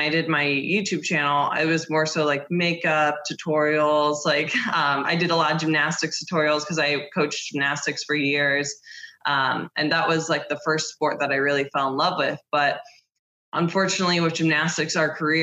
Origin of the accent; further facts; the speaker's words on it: Ohio, United States; moved away as an adult; also born or lived in Columbus, Ohio; now in Florida, United States; I'm from Ohio, but I live in Florida now.